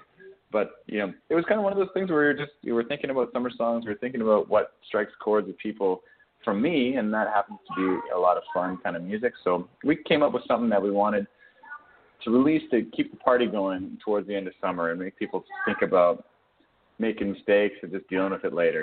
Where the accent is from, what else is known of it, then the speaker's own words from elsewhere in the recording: Alberta, Canada; growing up in Alberta